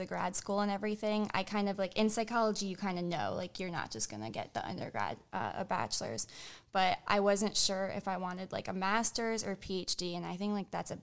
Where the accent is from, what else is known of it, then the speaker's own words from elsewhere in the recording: Florida, United States; I'm from Florida